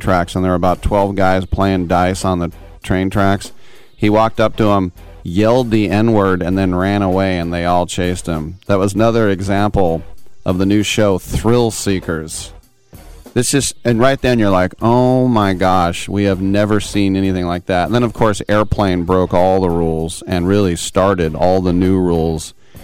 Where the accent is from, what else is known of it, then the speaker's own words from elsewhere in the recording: Richmond, California, United States; I was born in Richmond